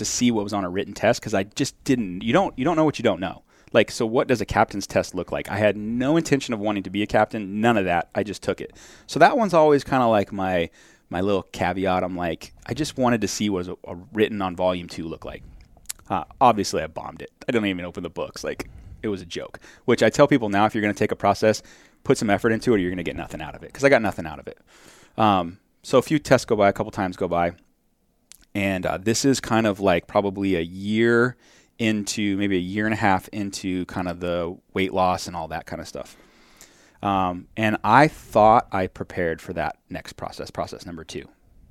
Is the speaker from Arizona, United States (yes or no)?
yes; Wickenburg, Arizona, United States; I am from Wickenburg, and then they laugh, and I'm like, no, actually, there's a lot of smart people from Wickenburg.